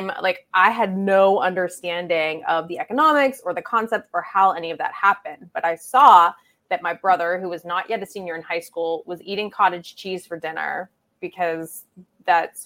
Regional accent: Pittsburgh, Pennsylvania, United States; moved away as an adult; now in New York, United States; I grew up in Pittsburgh, but I've been in New York for 15 years

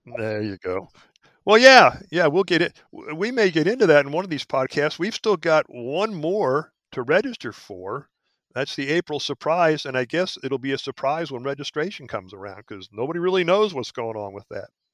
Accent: Philadelphia, Pennsylvania, United States; moved away as an adult; also born or lived in Alaska / Hawaii; I was born in Philadelphia, but I, I left there back in, uh, well, I graduated college in seventy-five and haven't lived in Philly since

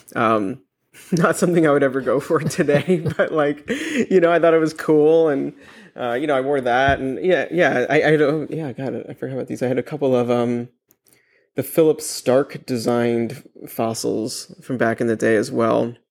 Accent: New York City, New York, United States; I grew up in Manhattan

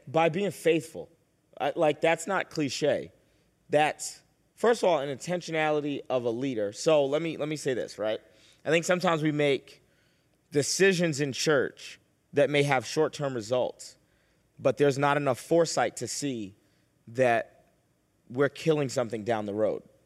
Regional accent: Boston, Massachusetts, United States; I was born and raised in Boston

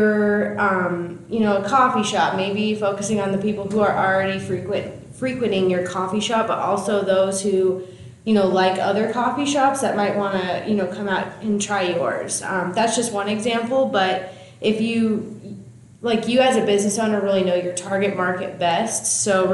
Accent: Paxton, Nebraska, United States; now in Seward, United States; Originally from Paxton, which is a small town. 614 people is what the little sign says

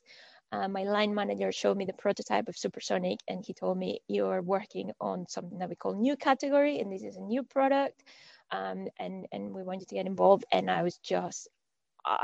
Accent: Monterrey, Nuevo León, Mexico; moved away as an adult; also born or lived in Scotland / Malmesbury, England / Shanghai; So I was born in Monterrey, which is in the northeast of Mexico, and I grew up there

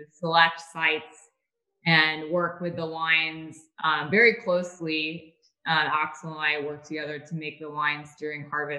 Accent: Napa Valley, California, United States; I'm born and raised in Napa Valley

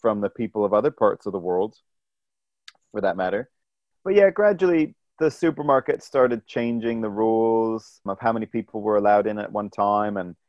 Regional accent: Ontario, Canada; moved away as an adult; also born or lived in New Zealand / Sudan; I'm a Canadian who's lived in New Zealand, you know, for 15 years now. And so my family in Canada, certainly in Ontario

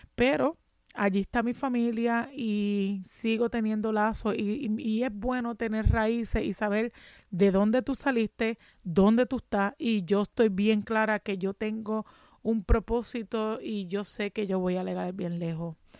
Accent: Ponce, Puerto Rico; moved away as an adult; also born or lived in Juana Díaz, Puerto Rico; now in Massachusetts, United States; en Ponce, me mudé a Juana Díaz y de Juana Díaz cuando vino María perdí mi casa

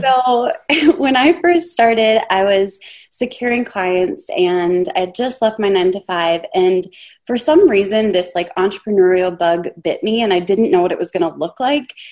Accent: Minnesota, United States; I'm the Minnesota mom. So I'm from Minnesota

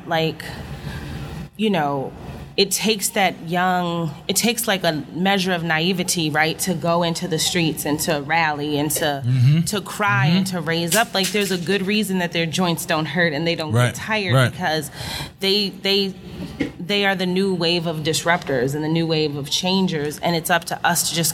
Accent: Minneapolis, Minnesota, United States; moved away as an adult; I was born and raised in Minneapolis, Minnesota to a middle-class family

